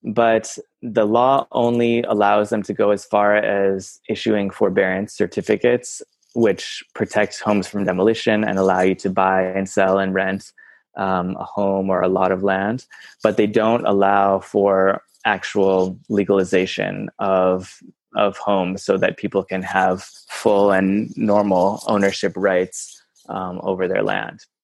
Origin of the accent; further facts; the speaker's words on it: Iowa, United States; moved away as an adult; also born or lived in Bulgaria; now in Mexico; I'm originally from Iowa